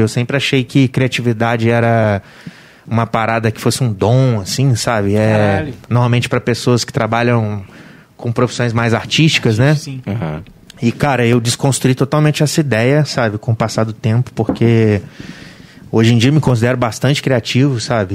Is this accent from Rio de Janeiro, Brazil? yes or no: yes; Volta Redonda, Rio de Janeiro, Brazil; eu sou de Volta Redonda, né, cara? Nascido e criado em Volta Redonda